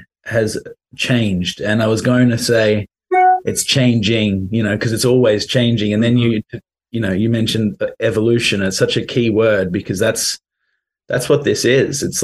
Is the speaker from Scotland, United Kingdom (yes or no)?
no; London, United Kingdom; moved away; also born or lived in Australia; I'm actually from London originally.